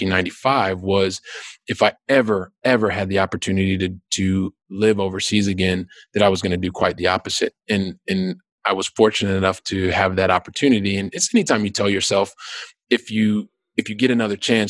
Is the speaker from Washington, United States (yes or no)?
no; Columbus, Ohio, United States; moved away as an adult; also born or lived in Westerville, Ohio / Valencia, Spain / St. Louis, Missouri; we finished high school in Columbus